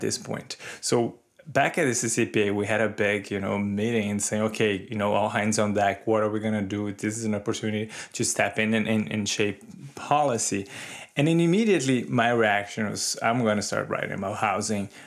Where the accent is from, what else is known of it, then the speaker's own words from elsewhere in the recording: Brazil; moved away; I grew up in Brazil in the nineteen eighties.